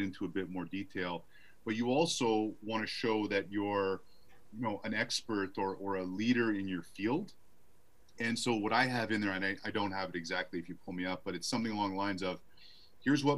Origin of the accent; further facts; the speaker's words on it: Montreal, Quebec, Canada; now in Arizona, United States; I live in Arizona, but I grew up in Canada.